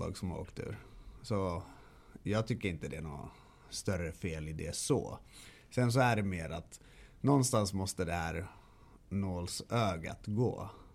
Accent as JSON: {"language": "Swedish", "town": "Stockholm", "region": "Stockholm County", "country": "Sweden", "tie": "born or raised there", "also_born_or_lived": "Kalmar", "moved": "yes", "said": "jag är ju född och uppvuxen i Stockholm."}